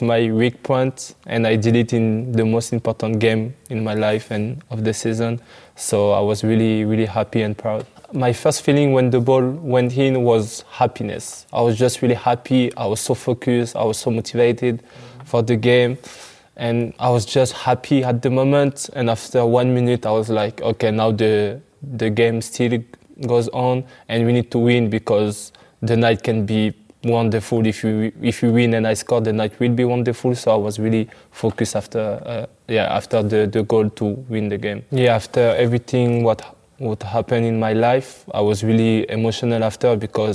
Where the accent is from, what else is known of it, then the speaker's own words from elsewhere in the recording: outside of Paris, Île-de-France, France; I grew up outside of Paris in the suburb.